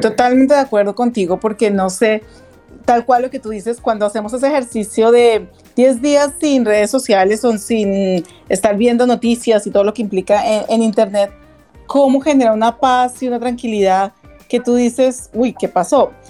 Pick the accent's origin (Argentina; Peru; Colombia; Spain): Colombia; como colombianos